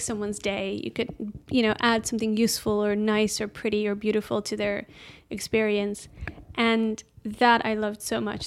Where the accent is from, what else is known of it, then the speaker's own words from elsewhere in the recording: Amsterdam, North Holland, Netherlands; moved away as an adult; also born or lived in Edinburgh, Scotland; now in London, United Kingdom; I lived in various places up until age five 'cause of my dad's work, and then we kinda settled back in, in Amsterdam. And we have, um, I don't know, just your typi-, typical, like, primary school and high school there.